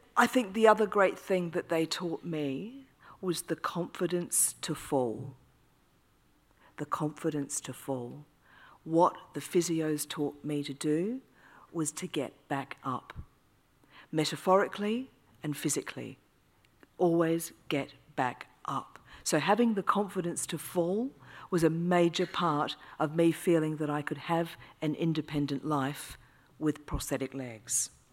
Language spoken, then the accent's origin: English; Australia; now in United Kingdom; I'm Australian